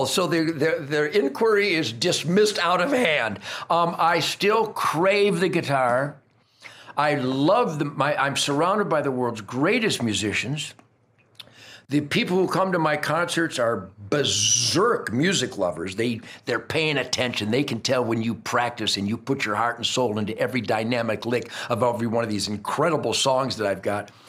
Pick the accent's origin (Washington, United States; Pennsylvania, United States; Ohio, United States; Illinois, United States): Pennsylvania, United States; Fryburg; yes, well, I was raised hunting groundhogs in Fryburg, Pennsylvania.